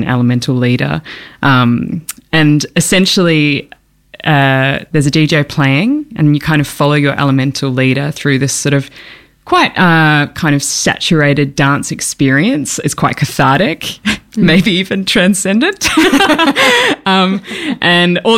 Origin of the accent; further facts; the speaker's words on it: Auckland, New Zealand; moved away as an adult; now in Melbourne, Australia; I grew up in Tamaki Makaurau in Aotearoa in Auckland. And I moved over here when I was 18 to study at the Victorian College of the Arts.